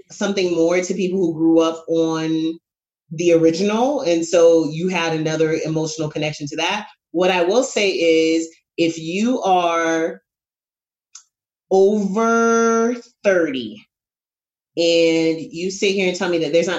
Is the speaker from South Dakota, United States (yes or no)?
no; New York, United States; I am a New Yorker